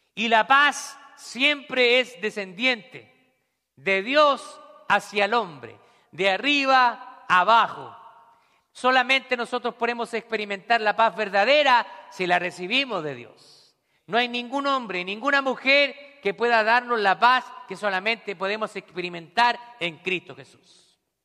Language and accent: Spanish; Santiago, Santiago Metropolitan Region, Chile; also born or lived in Scranton, Pennsylvania; now in Pennsylvania, United States; yo nací en Santiago de Chile